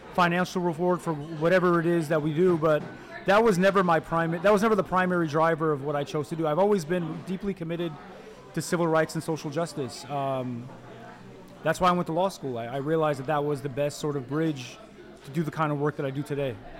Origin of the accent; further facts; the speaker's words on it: Detroit, Michigan, United States; also born or lived in Egypt / Miami, Florida / Dearborn; I grew up in Detroit on, on the west side of the city. Uh, was raised in Detroit and Dearborn